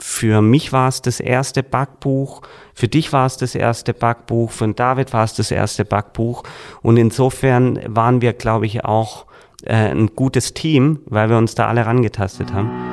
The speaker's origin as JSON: {"language": "German", "town": "Reutlingen", "region": "Baden-Württemberg", "country": "Germany", "also_born_or_lived": "Heidelberg / Heilbronn", "moved": "as an adult", "lives_now": "Schwäbisch Hall, Germany", "said": "ich komme aus Reutling"}